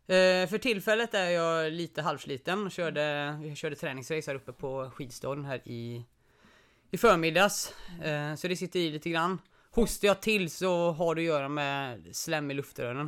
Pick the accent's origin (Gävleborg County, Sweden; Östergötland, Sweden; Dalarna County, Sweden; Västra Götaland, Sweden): Västra Götaland, Sweden; Gothenburg; moved away; kanske hörs på eh, lite på dialekten, men jag är inte här uppifrån